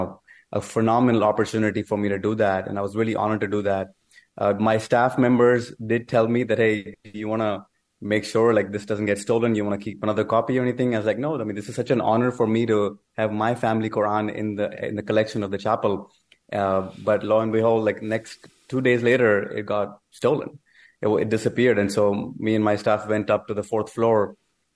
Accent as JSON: {"language": "English", "country": "Pakistan", "tie": "born or raised there", "moved": "as an adult", "lives_now": "United States", "said": "I was born in Pakistan and moved to United States when I was 19 years old"}